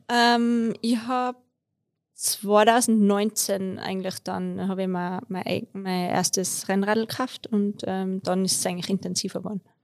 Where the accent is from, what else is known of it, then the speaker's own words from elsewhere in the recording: Tyrolean Unterland, Austria; moved away as an adult; now in Innsbruck, Austria; ich komme eigentlich aus dem Unterland, ähm, wohne aber seit ich studiert habe in Innsbruck